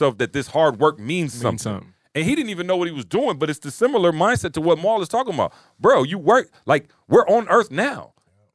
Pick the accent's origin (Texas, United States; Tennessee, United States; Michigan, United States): Michigan, United States; Lansing; I'm from Lansing